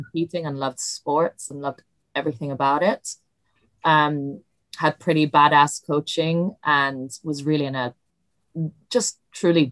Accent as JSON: {"language": "English", "town": "Milan", "region": "Lombardy", "country": "Italy", "tie": "born or raised there", "second_language": "English", "moved": "as an adult", "lives_now": "London, United Kingdom", "said": "I grew up in Italy, but I went to a British school in Italy"}